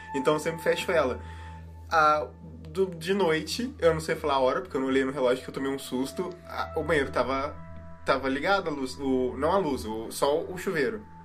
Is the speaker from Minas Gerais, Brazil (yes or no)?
yes; Passos, Minas Gerais, Brazil; now in Curitiba, Brazil; eu sou de Passos, mas minha, minha, cidade é mais. A minha família é mais interior ainda de Minas.